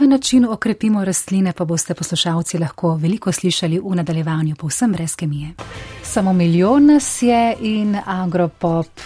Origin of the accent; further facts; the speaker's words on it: Slovenia; smo Slovenci smo tak strasten vrtičkasti narod